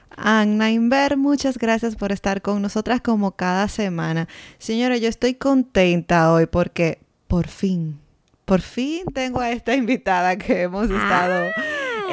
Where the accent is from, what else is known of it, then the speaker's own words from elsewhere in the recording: Dominican Republic; moved away; nosotros salimos de RD, pero RD no ha salido de nosotros